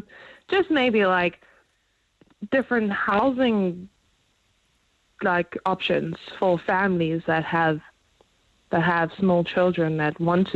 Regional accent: South Africa; now in Ireland; we're a couple, we came from South Africa, we've always kind of wanted to join the Garda

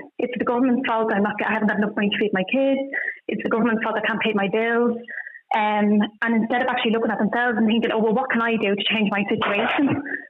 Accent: Dublin, Leinster, Ireland; moved away as an adult; I'm from Ballymun myself, but I don't live there anymore. We moved out of there about 4 years ago.

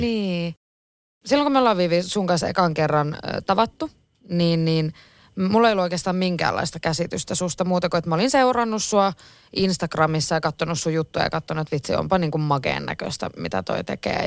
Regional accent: Oulu, North Ostrobothnia, Finland; also born or lived in Kempele / Utajärvi; mä oon Oulusta

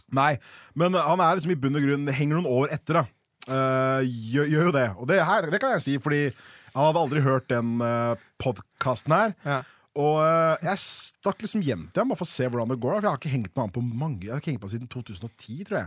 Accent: Oslo, Norway; jeg er oppvokst på Haugenstua

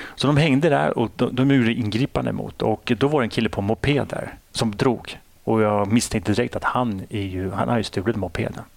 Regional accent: Sweden; jag är ju uppväxt i Sverige

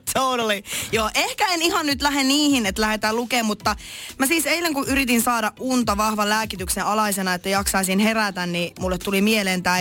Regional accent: Lappeenranta, South Karelia, Finland; moved away; mä oon siis Lappeenrannasta kotoisin

